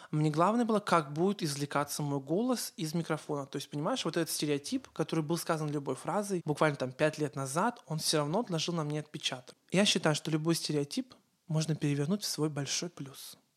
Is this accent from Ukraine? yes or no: yes; Ukraine; accent: Ukrainian; Э, у меня был украинский акцент.